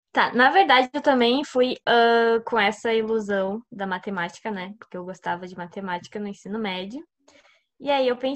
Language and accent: Portuguese; Camaquã, Rio Grande do Sul, Brazil; sou de Camacuã.